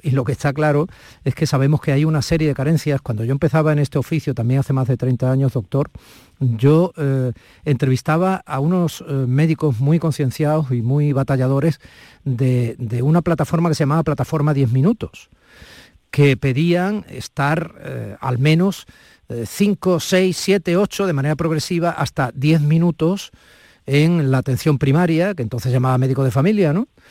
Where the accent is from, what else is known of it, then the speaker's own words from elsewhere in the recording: Andalusia, Spain; nuestra Andalucía